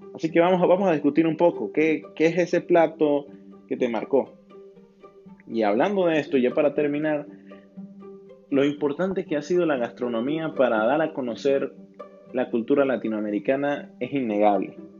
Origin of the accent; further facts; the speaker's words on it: Venezuela; mi país, Venezuela